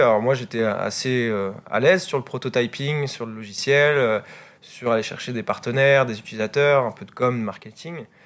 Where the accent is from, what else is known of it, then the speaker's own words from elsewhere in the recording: Vannes, Brittany, France; moi je suis de, je suis de Vannes